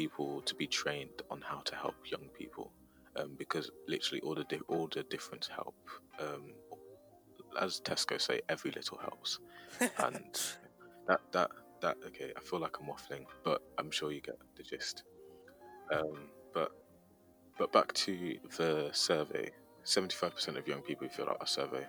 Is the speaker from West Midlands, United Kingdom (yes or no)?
no; Leeds, Yorkshire and the Humber, United Kingdom; I'm from Leeds